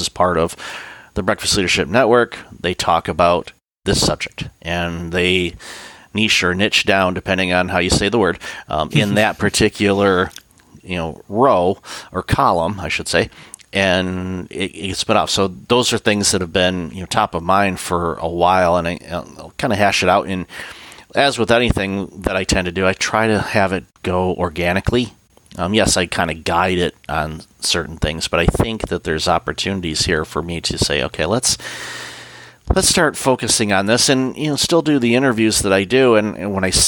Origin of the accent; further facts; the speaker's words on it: Detroit, Michigan, United States; I grew up in the Detroit area.